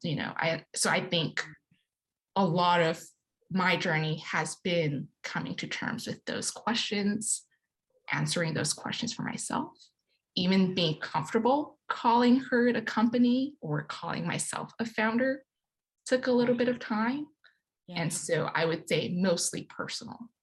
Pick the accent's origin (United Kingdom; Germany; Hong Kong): Hong Kong; moved away as an adult; now in United States; growing up in Hong Kong